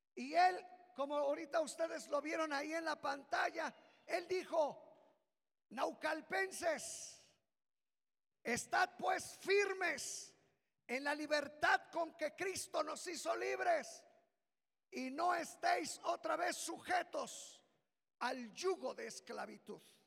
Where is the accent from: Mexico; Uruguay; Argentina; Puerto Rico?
Mexico; de ser mexicanos